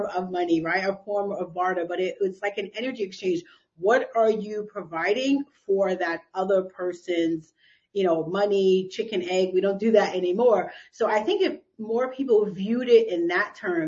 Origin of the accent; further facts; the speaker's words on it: New York City, New York, United States; I was raised here in New York City